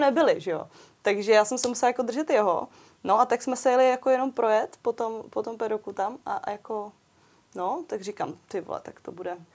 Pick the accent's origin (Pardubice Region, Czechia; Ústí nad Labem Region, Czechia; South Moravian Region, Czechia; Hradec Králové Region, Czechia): Pardubice Region, Czechia; jsem z Pardubic